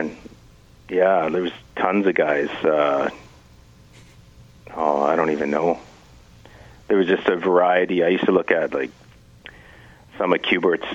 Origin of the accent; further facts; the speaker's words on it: Kenora, Ontario, Canada; I grew up in Kenora.